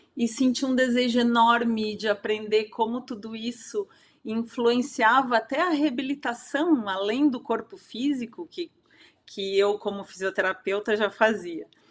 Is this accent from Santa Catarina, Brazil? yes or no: yes; Santa Catarina, Brazil; eu sou catarinense, moro em Blumenau atualmente.